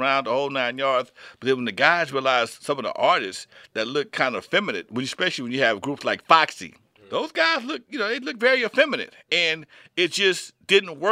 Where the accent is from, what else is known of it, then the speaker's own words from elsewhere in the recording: Compton, California, United States; Growing up in Compton, I went to Catholic school, St. Albert's in Compton